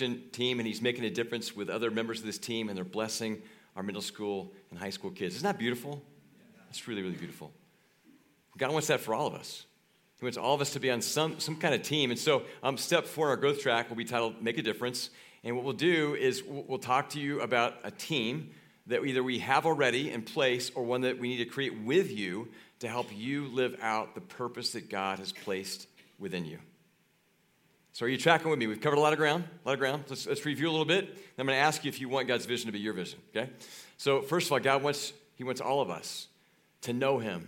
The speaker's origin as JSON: {"language": "English", "region": "Kansas", "country": "United States", "tie": "born or raised there", "moved": "yes", "said": "I grew up in Kansas."}